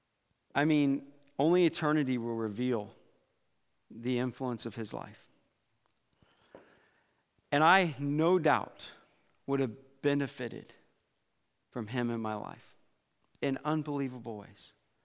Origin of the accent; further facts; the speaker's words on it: Iowa, United States; growing up in Iowa